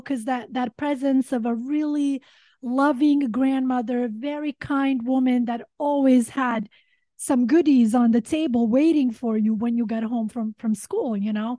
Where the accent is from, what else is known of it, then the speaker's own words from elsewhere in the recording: Sweden; also born or lived in Montenegro; now in Los Angeles, United States; growing up in Sweden